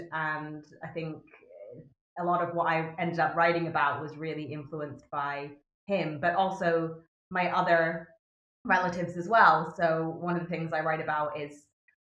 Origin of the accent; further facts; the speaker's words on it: Japan; I'm half English, but I speak Japanese. I grew up with the culture